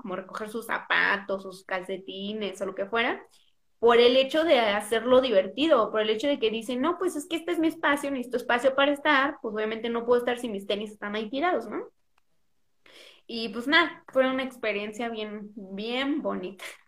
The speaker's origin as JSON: {"language": "Spanish", "country": "Mexico", "said": "soy más mexicana que los tacos de canasta"}